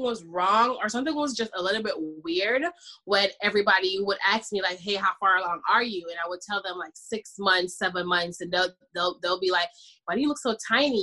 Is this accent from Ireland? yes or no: no; Jamaica; I'm Jamaican by the way. I'm from the islands.